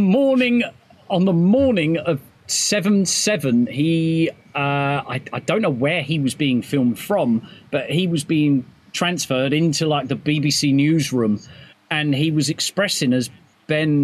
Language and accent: English; United Kingdom; We're all British